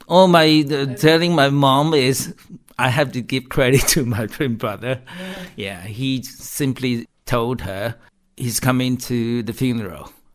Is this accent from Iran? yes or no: no; Taiwan; moved away as an adult; now in United Kingdom; I can go back to visit Taiwan anytime I want. And uh, and Taiwan seemed to be a more open society than what I know or grew up with.